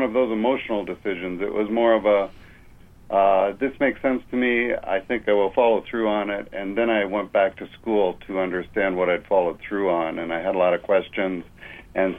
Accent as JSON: {"language": "English", "country": "Canada", "also_born_or_lived": "Toronto", "moved": "as an adult", "lives_now": "California, United States", "said": "I'm a Canadian, and I was living in Toronto"}